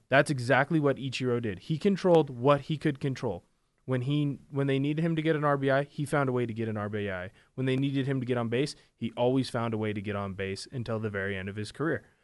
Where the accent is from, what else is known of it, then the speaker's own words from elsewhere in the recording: Vancouver, Washington, United States; moved away; I'm a Vancouver boy, born and raised, uh, for you at home. That's Vancouver, Washington. I'm not Canadian